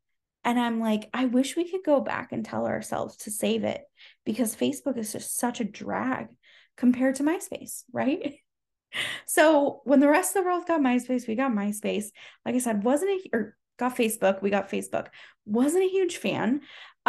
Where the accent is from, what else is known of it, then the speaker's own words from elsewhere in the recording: Bellingham, Washington, United States; born there; also born or lived in Southern California; now in Arizona, United States; I was born in Bellingham, Washington, moved down to Southern California, moved back to Southwest Washington, moved back to Southern California, moved back to Washington, and now I'm here in Arizona.